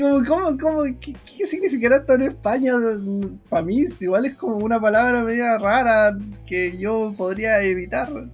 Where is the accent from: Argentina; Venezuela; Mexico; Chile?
Chile; moved away as an adult; now in Japan; nosotros venimos de Chile